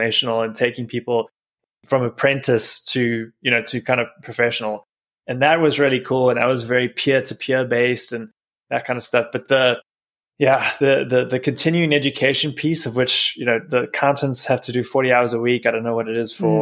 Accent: South Africa; moved away as an adult; now in United States; I'm originally from South Africa, where I grew up, and I've been in the States for about 12 years now.

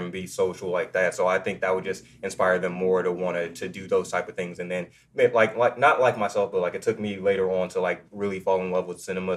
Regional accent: Austin, Texas, United States; moved away; I'm originally from Austin, Texas, so I grew up

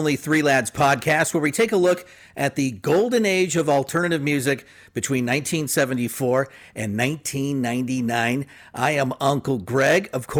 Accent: Phoenix, Arizona, United States; growing up in Phoenix in the 80s

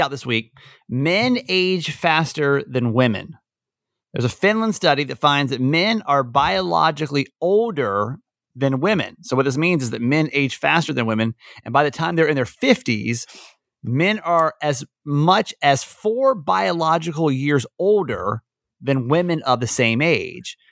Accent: Georgia, United States; moved away; I'm from Georgia originally.

